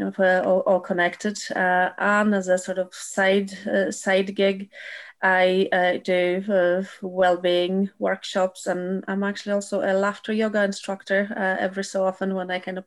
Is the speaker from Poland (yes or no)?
yes; Poland; also born or lived in Magherafelt, Northern Ireland; now in Northern Ireland, United Kingdom; I'm Polish